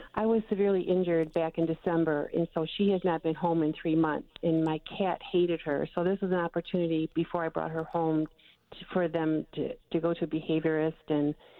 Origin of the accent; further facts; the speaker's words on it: Michigan, United States; I'm from Michigan